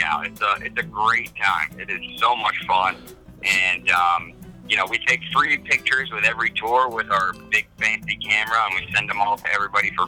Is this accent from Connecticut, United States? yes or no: no; New Jersey, United States; also born or lived in Southwest Florida; now in Naples, United States; I grew up in New Jersey